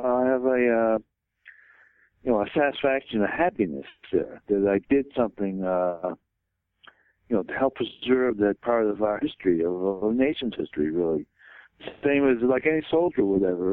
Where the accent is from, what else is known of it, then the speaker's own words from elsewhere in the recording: Boston, Massachusetts, United States; I grew up in Boston